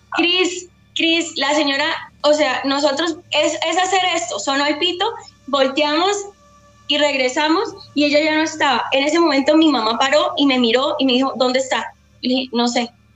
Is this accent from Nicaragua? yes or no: no; Bogotá, Colombia; now in Bucaramanga, Colombia; Yo soy de Bogotá, pero vivo en Bucaramanga